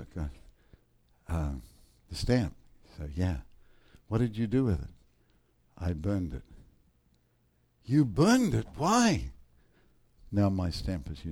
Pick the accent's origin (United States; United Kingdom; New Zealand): New Zealand; I'm from New Zealand